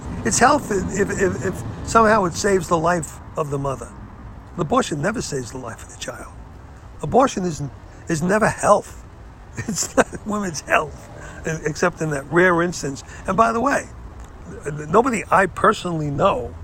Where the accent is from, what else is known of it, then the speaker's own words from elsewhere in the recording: United States; I'm an American